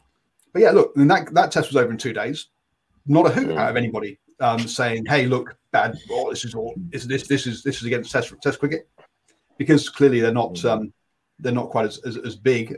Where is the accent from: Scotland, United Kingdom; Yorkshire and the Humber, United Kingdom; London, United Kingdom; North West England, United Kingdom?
Yorkshire and the Humber, United Kingdom; I come from Yorkshire